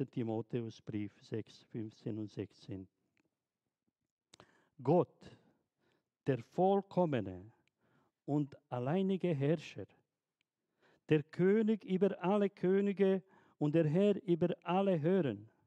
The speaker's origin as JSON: {"language": "German", "country": "Bosnia & Herzegovina", "second_language": "German", "said": "Ich erinnere mich ganz gut in den 90er Jahren, wo der Krieg in, in Jugoslawien, in Bosnien, dort in meiner Heimat herrschte."}